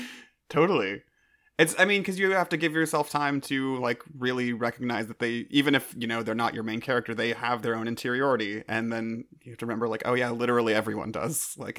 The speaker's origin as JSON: {"language": "English", "region": "California", "country": "United States", "tie": "born or raised there", "said": "because I'm from California, and I've lived here my entire life"}